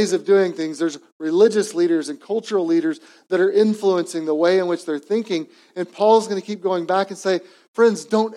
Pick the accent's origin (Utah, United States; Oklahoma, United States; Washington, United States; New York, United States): Oklahoma, United States; Edmond; also born or lived in East Coast; what I grew up in Edmond, Oklahoma